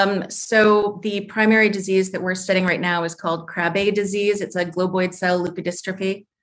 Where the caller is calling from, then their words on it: Columbus, Ohio, United States; I am calling from just outside of Columbus, Ohio.